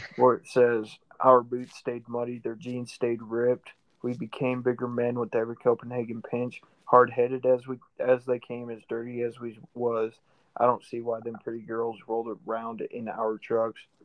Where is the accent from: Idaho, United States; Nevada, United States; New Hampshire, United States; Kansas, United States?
Idaho, United States; We're not from Tennessee, we're from Idaho